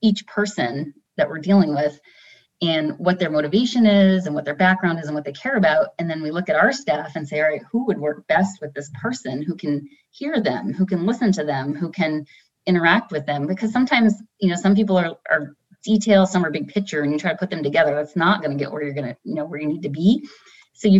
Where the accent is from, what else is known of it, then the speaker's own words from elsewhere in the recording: East Coast, United States; moved away as an adult; I'm from the East Coast originally. I've been 20 years there and 20 years here now or more.